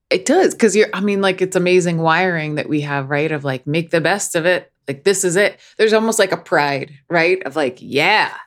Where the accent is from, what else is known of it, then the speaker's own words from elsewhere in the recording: Northeast, United States; I come from the Northeast, which is like the home of intellectual snobbery